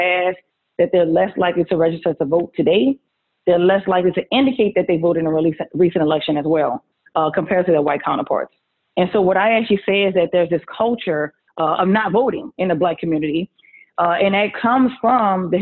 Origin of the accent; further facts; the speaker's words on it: New Orleans, Louisiana, United States; accent: Southern; moved away as an adult; also born or lived in Clemson, South Carolina; now in Washington, D.C. area, United States; I'm a Southerner. That's where the accent comes from. I'm from New Orleans.